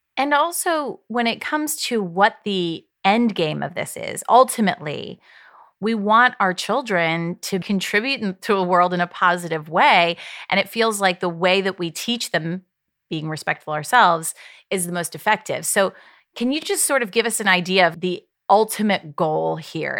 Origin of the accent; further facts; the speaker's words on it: Ohio, United States; I grew up in Ohio